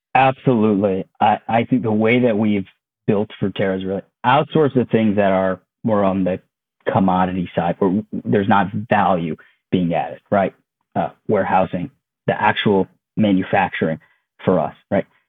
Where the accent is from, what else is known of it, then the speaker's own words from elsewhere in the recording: Connecticut, United States; moved away as an adult; also born or lived in Maryland; I grew up in Connecticut. Uh, my whole family lives there